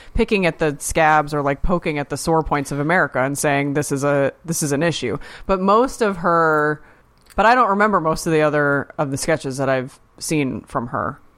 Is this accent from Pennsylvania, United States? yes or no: yes; Pennsylvania, United States; I'm from Pennsylvania